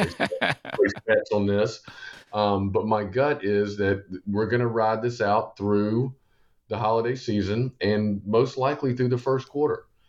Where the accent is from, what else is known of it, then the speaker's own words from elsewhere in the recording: Columbia, South Carolina, United States; Born and raised in Columbia